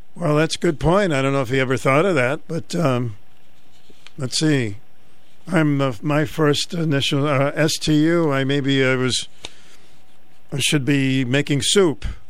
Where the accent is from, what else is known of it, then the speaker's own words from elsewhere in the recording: Boston, Massachusetts, United States; now in Connecticut, United States; So when I grew up in Boston, the big ice cream place was a ice cream place called Brigham's.